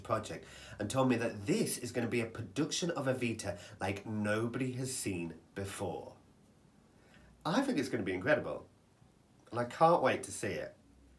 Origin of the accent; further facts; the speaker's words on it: United Kingdom; And I don't think it's because we're a British audience.